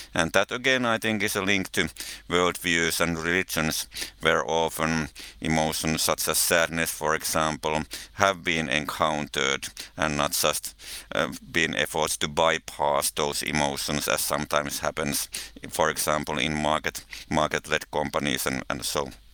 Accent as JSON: {"language": "English", "country": "Finland", "said": "I come from Finland, living in Helsinki"}